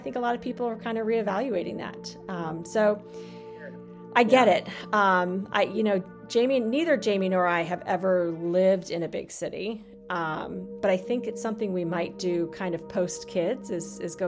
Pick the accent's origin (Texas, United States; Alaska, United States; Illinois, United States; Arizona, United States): Arizona, United States; Phoenix; growing up in Arizona, growing up in Phoenix